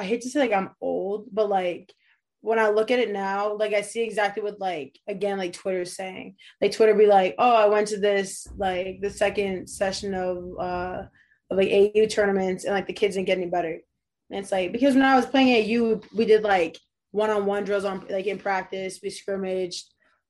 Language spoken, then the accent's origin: English; New Hampshire, United States; I have a younger sister, so grew up here with her, just playing sports. Kind of away from like the rush of like the ci